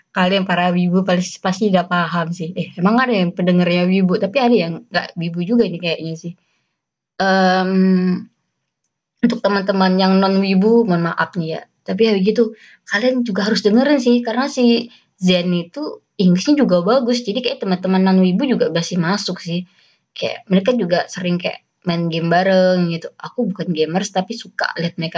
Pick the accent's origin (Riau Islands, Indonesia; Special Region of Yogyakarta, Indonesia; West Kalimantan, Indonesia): West Kalimantan, Indonesia; accent: Malay-Javanese; tapi mereka merantau ke Kalimantan Barat dan aku hi, uh, tumbuh berkembang di lingkungan Melayu. Jadi aksenku Melayu tapi Jawa, tapi juga Melayu tapi Jawa.